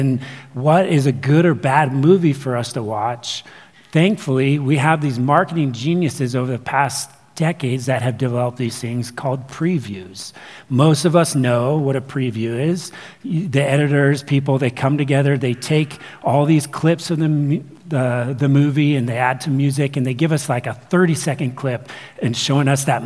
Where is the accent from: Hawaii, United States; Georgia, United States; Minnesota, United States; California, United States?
California, United States; Ventura; I grew up, or I was born in Ventura, California.